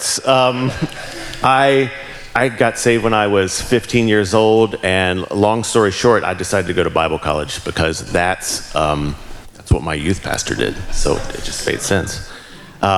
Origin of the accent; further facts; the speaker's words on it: Walkersville, Maryland, United States; moved away as an adult; also born or lived in Cumberland, Maryland; I grew up in Frederick, Walkersville